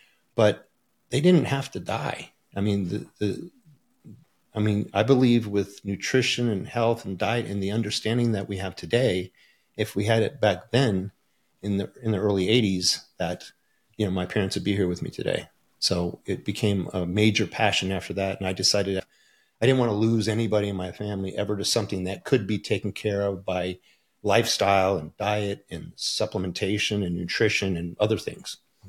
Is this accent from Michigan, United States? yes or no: yes; Port Huron, Michigan, United States; born there; I was born in Port Huron, Michigan, just outside of Detroit